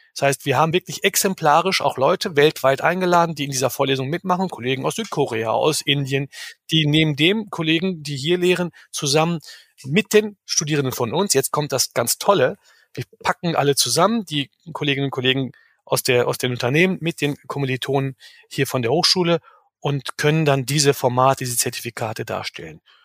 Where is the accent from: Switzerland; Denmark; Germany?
Germany; Bielefeld, North Rhine-Westphalia; also born or lived in Istanbul; Geboren in Istanbul, aber aufgewachsen in Bielefeld. Ich war acht Monate alt ungefähr, als ich nach Bielefeld kam